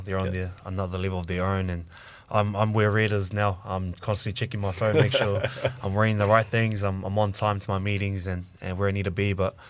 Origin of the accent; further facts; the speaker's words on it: Auckland, New Zealand; also born or lived in Australia; I grew up in Auckland and I was away for 2 years, relocated to Oz